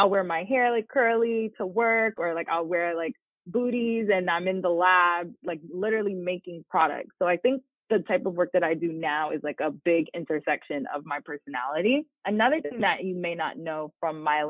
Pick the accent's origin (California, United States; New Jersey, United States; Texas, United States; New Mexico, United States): New Jersey, United States; I'm from New Jersey, born and raised in Jersey, went to college in New Jersey, still live in New Jersey